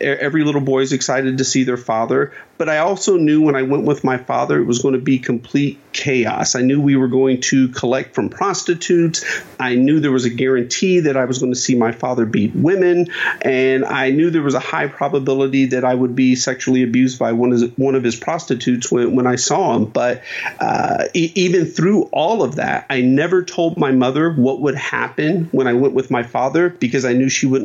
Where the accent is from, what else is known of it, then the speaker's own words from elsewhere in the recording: Dayton, Ohio, United States; I grew up in Dayton, Ohio